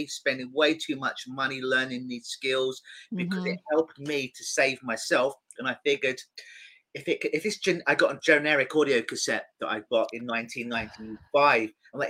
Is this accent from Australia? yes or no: no; London, United Kingdom; now in Toronto, Canada; I'm in Toronto now. I'm from London.